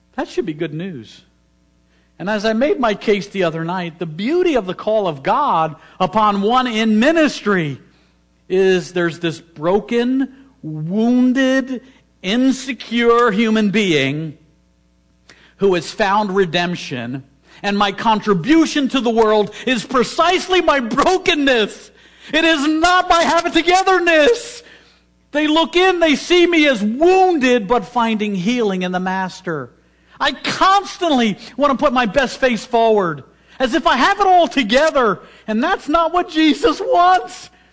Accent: Philadelphia, Pennsylvania, United States; I'm from Philadelphia

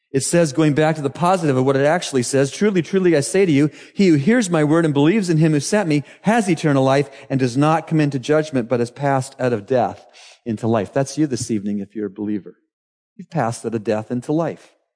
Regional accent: Canada; moved away as an adult; now in Bahamas; In Canada, my home country

